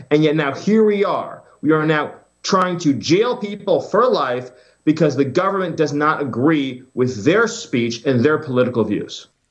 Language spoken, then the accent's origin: English; United States; as an American, as a citizen